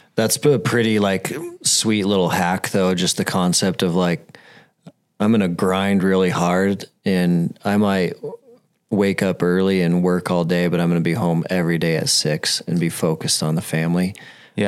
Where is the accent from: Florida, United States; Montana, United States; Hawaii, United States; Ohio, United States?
Montana, United States; Billings; I'm from Billings. I grew up in Billings, and no one wants to move to Billings.